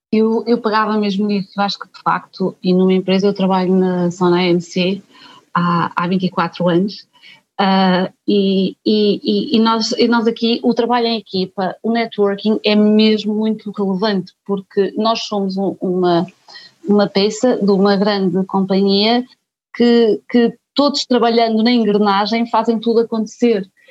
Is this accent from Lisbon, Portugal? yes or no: no; a small town in Aveiro district, Portugal; moved away as an adult; also born or lived in Porto; sou da Banca, uma pequena vila no distrito Aveiro, e quando vim para o Porto, para a Faculdade de Economia